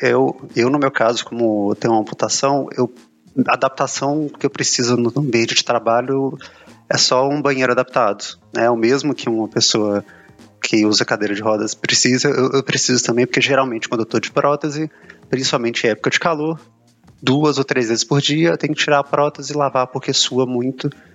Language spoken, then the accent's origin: Portuguese; Belo Horizonte, Minas Gerais, Brazil; tenho 32 anos, sou de Belo Horizonte